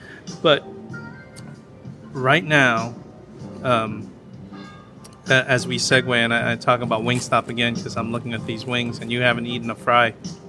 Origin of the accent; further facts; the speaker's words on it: Philippines; Now, there's, you know, I'm Filipino, and there's a Filipino thing that kind of visual thing.